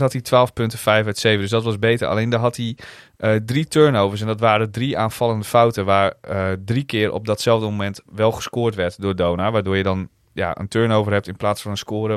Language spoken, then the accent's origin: Dutch; Netherlands; wij uit Nederland kwamen